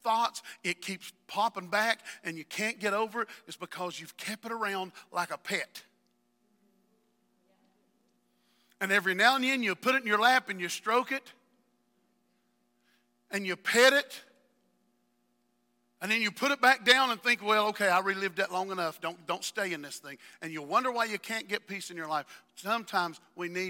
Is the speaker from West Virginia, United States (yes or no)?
yes; West Virginia, United States; I am from West Virginia